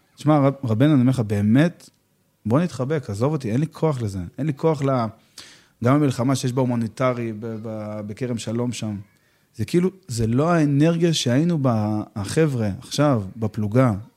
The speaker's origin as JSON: {"language": "Hebrew", "town": "Petah Tikva", "region": "Central District", "country": "Israel", "tie": "born or raised there", "also_born_or_lived": "Safed", "moved": "yes", "lives_now": "Ramat Gilad", "said": "שגדלתי בפתח תקווה"}